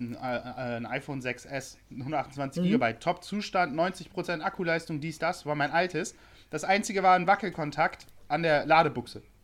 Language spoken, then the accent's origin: German; Bremen, Germany; now in Hamburg, Germany; ich komme aus Bremen